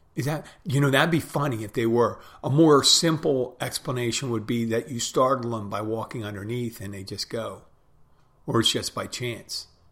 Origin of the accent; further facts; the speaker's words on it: Pennsylvania, United States; I'm from Pennsylvania.